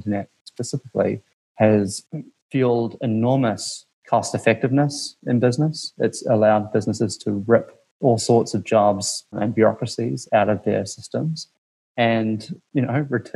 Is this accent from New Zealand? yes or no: yes; New Zealand; moved away as an adult; also born or lived in Washington, D.C.; now in United States; growing up in New Zealand